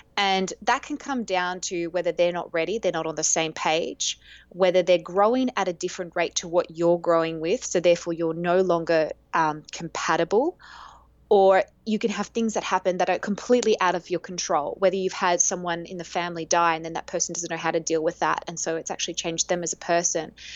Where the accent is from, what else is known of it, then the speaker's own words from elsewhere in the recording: Australia; now in Greece; I am Australian